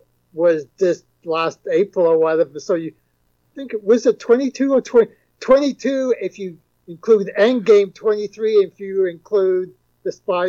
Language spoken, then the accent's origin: English; England, United Kingdom; moved away; I'm originally from England